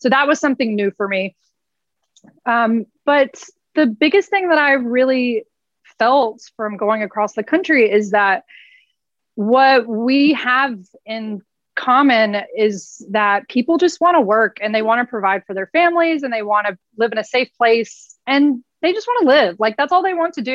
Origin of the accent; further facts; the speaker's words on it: Nashville, Tennessee, United States; I'm from Nashville